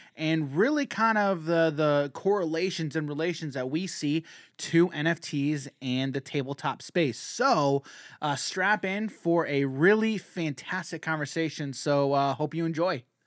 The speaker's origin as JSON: {"language": "English", "country": "United States", "said": "as an American"}